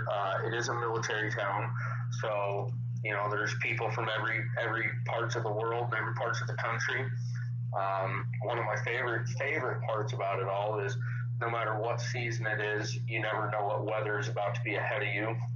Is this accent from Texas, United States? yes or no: no; Colorado Springs, Colorado, United States; Springs, Colorado. I was born and raised back in 1987. Came from the east side of town.